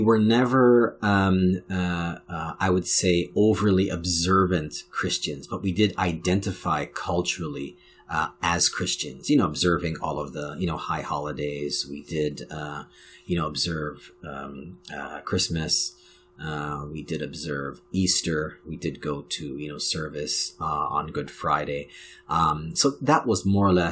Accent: Canada; being a Black Canadian and being of Jamaican heritage

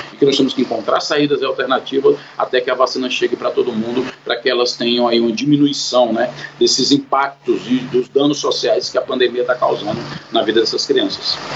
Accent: Fortaleza, Ceará, Brazil; Eu sou aqui de Fortaleza, Ceará

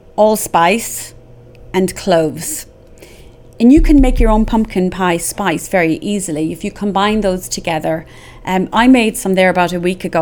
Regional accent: Ireland; we had a lot of games growing up in Ireland

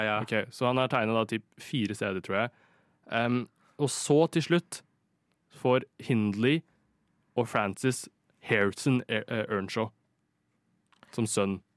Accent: Lørenskog, Akershus, Norway; moved away as an adult; now in Oslo, Norway; jeg er fra Lørenskog

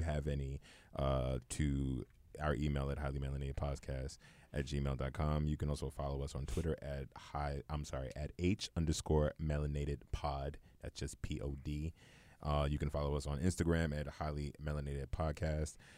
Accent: New York City, New York, United States; I'm from Brownsville in the projects

